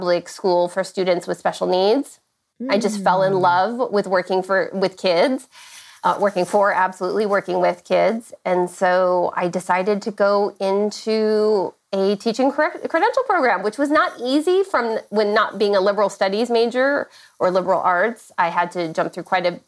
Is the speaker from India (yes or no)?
no; San Diego, California, United States; now in Orange County, United States; I grew up in San Diego, California. I did not migrate very far. I'm in Orange County, California now